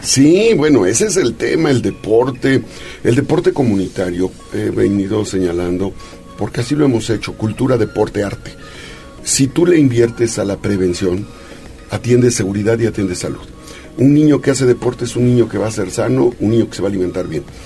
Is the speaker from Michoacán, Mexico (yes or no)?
no; Puebla, Mexico; somos poblanos